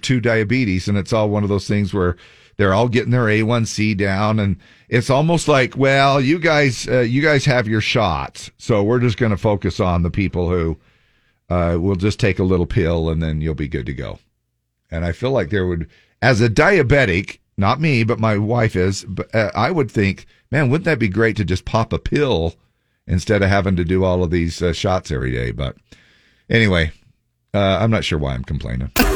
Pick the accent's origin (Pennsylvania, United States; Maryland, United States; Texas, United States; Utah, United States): Utah, United States; Cottonwood area; somebody that I grew up with in the Cottonwood area